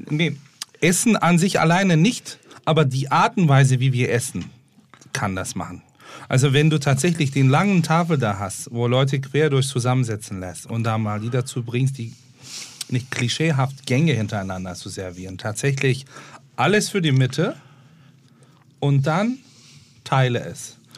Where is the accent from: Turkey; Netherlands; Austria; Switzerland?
Turkey; Istanbul; German is a second language; now in Germany; Ich bin in Istanbul aufgewachsen